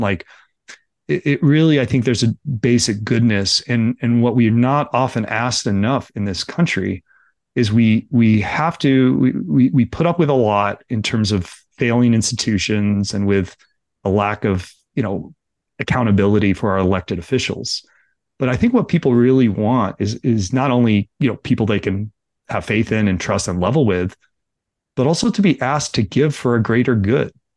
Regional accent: Livermore, California, United States; I grew up in Livermore

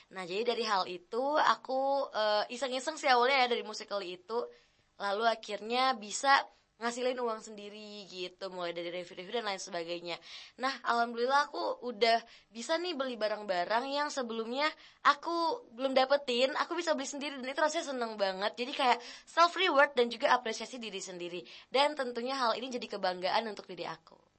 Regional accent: Medan, North Sumatra, Indonesia; now in Bogor, Indonesia; aku bukan asal dari Bogor ya, aku dari Medan. Jadi waktu dari Medan mau move ke Bogor

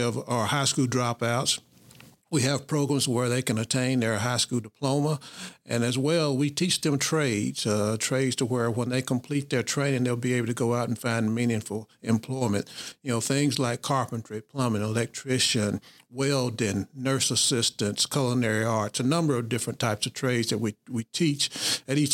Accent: Booneville, Mississippi, United States; I grew up in Boonville, and then Boonville is a place that I claim as my hometown, Boonville, Mississippi.

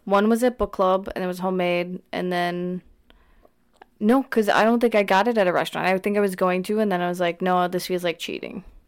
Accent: Wisconsin, United States; we're from Wisconsin

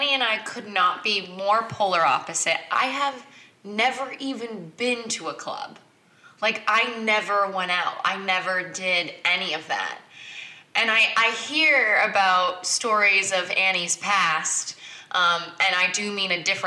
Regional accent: Newport Beach, California, United States; I grew up in a strange neighborhood. I grew up in Newport Beach.

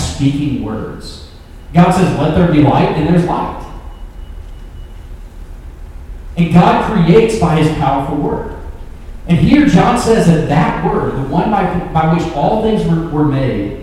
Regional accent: Memphis, Tennessee, United States; I'm from Memphis

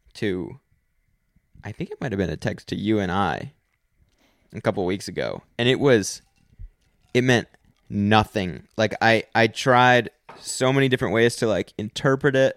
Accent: United States; I'm American

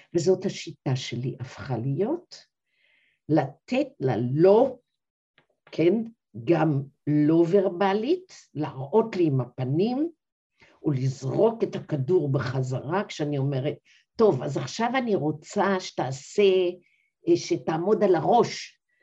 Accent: Kfar HaNoar HaDati, Northern District, Israel; moved away; also born or lived in Dortmund, Germany; אני עצמי גדלתי בכפר הנוער הדתי, בשנת ארבעים ושמונה ייסדו אותו הוריי

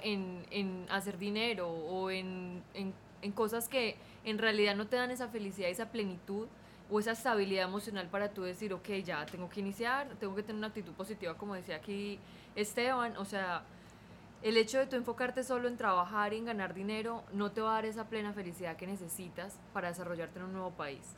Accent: Colombia; moved away as an adult; now in California, United States; llegué a la edad de que casi 22 años, ya uno tiene una costumbre súper arraigada que es la de su país.

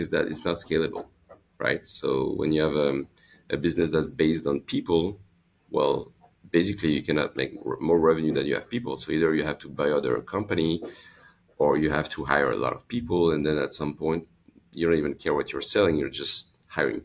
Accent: Lyon, Auvergne-Rhône-Alpes, France; also born or lived in Los Angeles, United States; I grew up in Lyon

